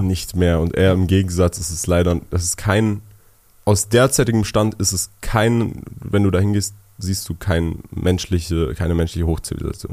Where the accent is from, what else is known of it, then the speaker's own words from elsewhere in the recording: Berlin, Germany; first language German; also born or lived in Switzerland; Ich bin in Berlin geboren, aufgewachsen